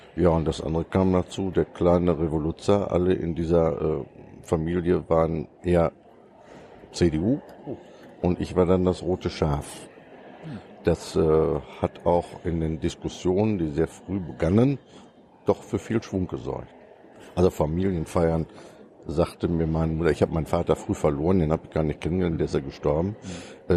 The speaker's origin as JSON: {"language": "German", "area": "Soest district", "region": "North Rhine-Westphalia", "country": "Germany", "tie": "born or raised there", "also_born_or_lived": "Münster", "said": "ich komme aus dem Kreis Soest und wohne in Bad Sassendorf"}